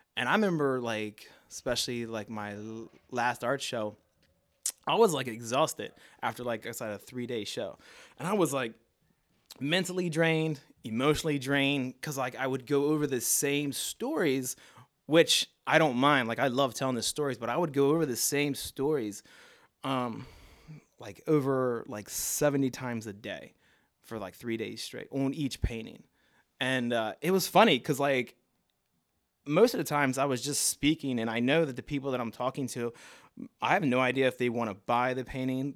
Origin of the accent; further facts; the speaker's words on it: Baltimore, Maryland, United States; accent: Baltimore; moved away as an adult; also born or lived in San Bernardino, California / Miami; now in New York, United States; I grew up in Baltimore with my grandparents and my mother